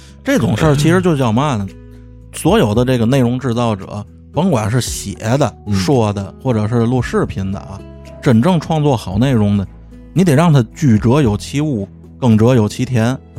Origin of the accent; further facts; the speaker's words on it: Tianjin, China; 咱天津人